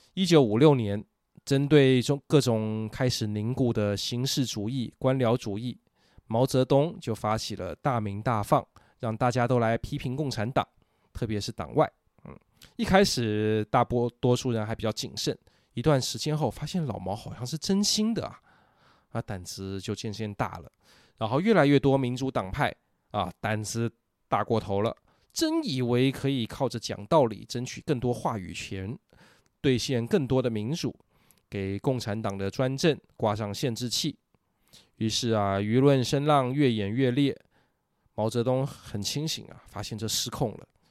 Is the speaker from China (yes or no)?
no; Taiwan; 我们台湾人